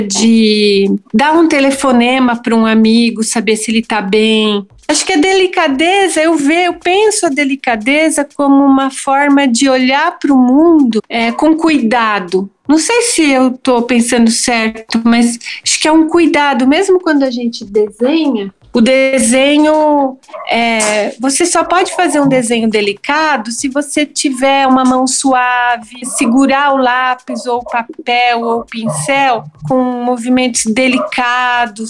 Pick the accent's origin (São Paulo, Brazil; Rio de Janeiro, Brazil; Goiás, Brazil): São Paulo, Brazil; Santo André; now in São Paulo, Brazil; Eu nasci em Santo André, vivo e trabalho em São Paulo